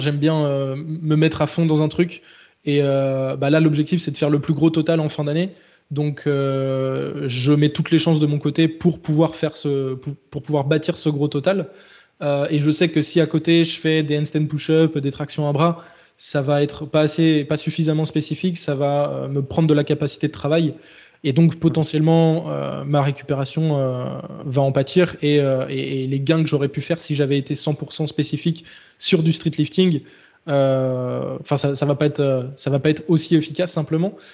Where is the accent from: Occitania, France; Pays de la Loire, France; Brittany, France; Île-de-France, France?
Pays de la Loire, France; Les Sables-d'Olonne; also born or lived in Bordeaux; je suis originaire de Vendée donc euh, les Sables d'Olonne